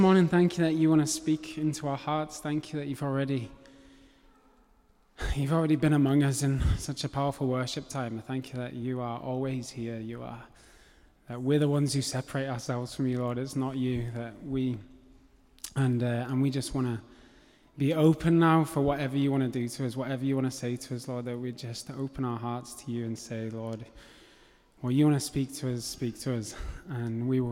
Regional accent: England, United Kingdom; accent: English; So I have an English accent. I was born in England, brought up in England.

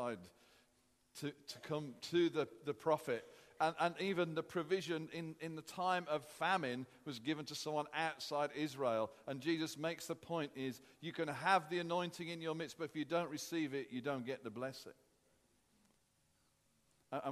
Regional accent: United Kingdom; as British people

